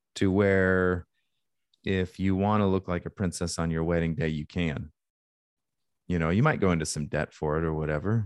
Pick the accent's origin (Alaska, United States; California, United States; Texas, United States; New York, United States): Alaska, United States; I grew up in Alaska